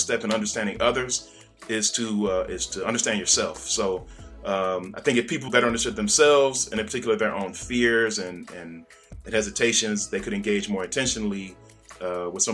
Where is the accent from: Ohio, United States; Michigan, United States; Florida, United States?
Ohio, United States; Cleveland; now in Los Angeles, United States; I was born and raised in Cleveland, Ohio